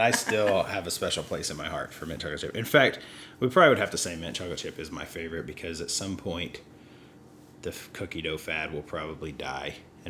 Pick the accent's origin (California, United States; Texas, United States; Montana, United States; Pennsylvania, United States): Texas, United States; And I'm from Texas.